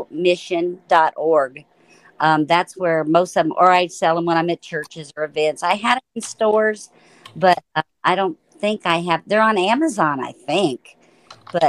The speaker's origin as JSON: {"language": "English", "region": "Florida", "country": "United States", "tie": "born or raised there", "said": "two little podunk kids that grew up in Florida."}